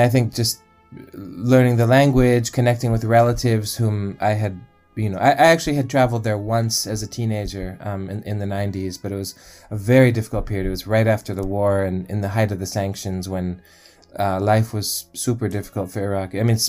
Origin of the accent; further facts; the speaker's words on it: United States; I was pretty estranged from growing up in the United States and not speaking Arabic.